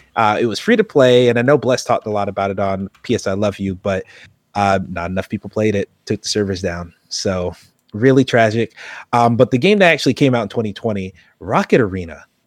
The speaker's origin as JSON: {"language": "English", "country": "United States", "said": "I am American"}